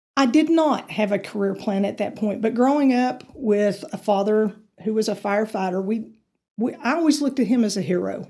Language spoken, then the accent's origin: English; Amarillo, Texas, United States; I was raised in Amarillo, so I've been here, you know, my entire life. I grew up on the north side of Amarillo